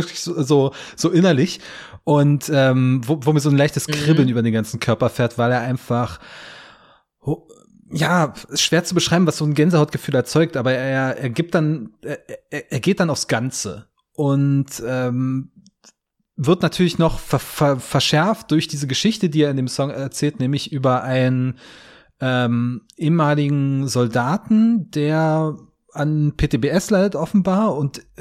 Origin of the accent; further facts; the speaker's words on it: Hoyerswerda, Saxony, Germany; war ich in meiner Heimatstadt Hoyerswerda, so, so Kleinstadt 30, 40.000 Einwohner